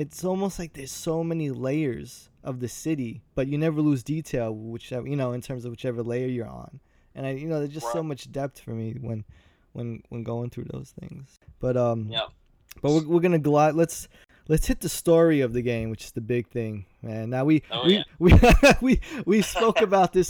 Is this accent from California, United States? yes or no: no; New York, United States; I'm from New York